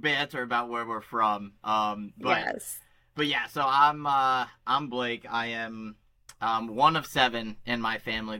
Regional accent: Steubenville, Ohio, United States; moved away as an adult; also born or lived in Deep Creek Lake, Maryland / Dayton, Ohio; now in Philadelphia, United States; I'm from Steubenville, Ohio. Before that, I grew up in Deep Creek Lake, Maryland until I was nine. Then I moved to Steubenville until I was in college, and then I went to Dayton, Ohio, the University of Dayton for college.

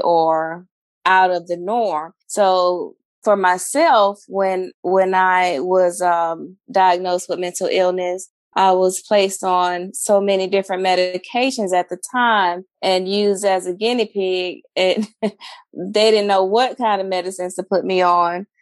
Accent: Flint, Michigan, United States; moved away; also born or lived in Alabama; I'm from Flint, Michigan, um, the transition from Flint to Alabama

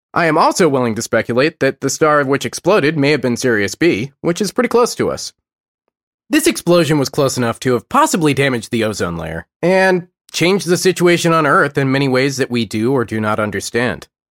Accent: United States; I'm American

